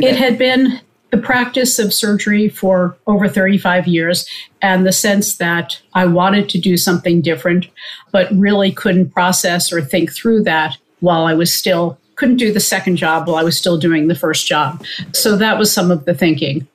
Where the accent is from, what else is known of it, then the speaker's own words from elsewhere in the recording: Old Bethpage, New York, United States; also born or lived in Queens, New York City; I was born in New York City in Queens, and my parents and I lived there for the first couple of years. We actually lived with my grandparents. We then moved out to Old Bethpage on Long Island, so about 25 miles east of the city.